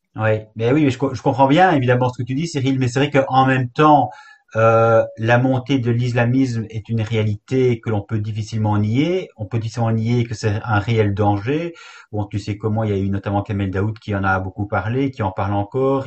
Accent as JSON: {"language": "French", "country": "Belgium", "said": "chez nous en Belgique"}